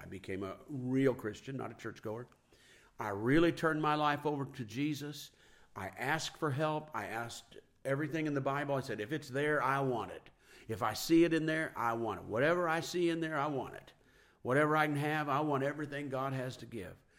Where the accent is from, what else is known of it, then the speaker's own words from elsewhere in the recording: Kansas City, United States; I'm from Kansas City